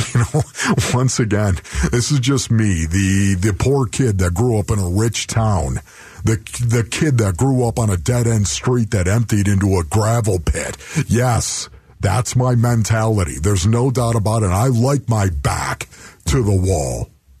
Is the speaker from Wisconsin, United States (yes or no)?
no; Buffalo, New York, United States; moved away; I'm from Buffalo, New York